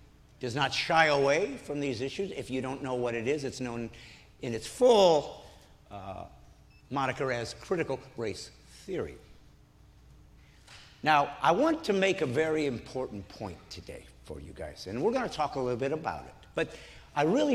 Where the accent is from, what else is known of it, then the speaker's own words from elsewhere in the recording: Indiana, United States; moved away; I love Indiana for one reason that I have no control over. I was born here. It's the only state I get to say that. I'm a Hoosier just like you